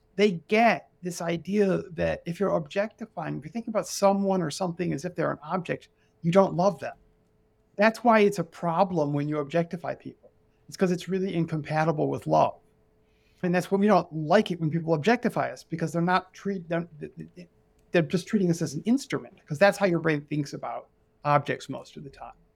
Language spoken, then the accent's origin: English; United States; I'm an American. I'm in America.